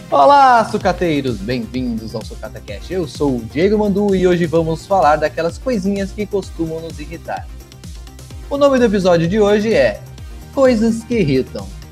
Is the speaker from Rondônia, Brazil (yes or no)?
no; São Paulo, Brazil; moved away; eu sou paulista, cara. Sou paulista